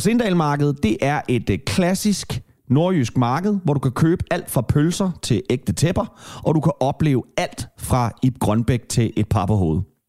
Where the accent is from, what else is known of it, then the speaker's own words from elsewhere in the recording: Kalundborg, Zealand, Denmark; moved away; Jeg er fra Kalamborg-egnen, og vi havde Hvidebæk byfest